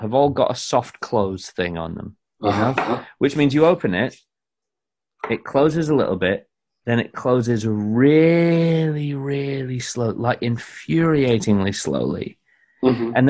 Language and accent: English; Scotland, United Kingdom; No, face it. It's just the smell of being Scottish.